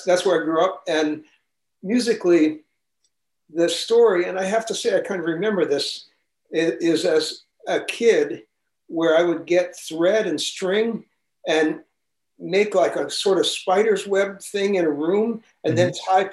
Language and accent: English; New York City, New York, United States; also born or lived in Manhattan; I was born in Manhattan, but I grew up in Brooklyn.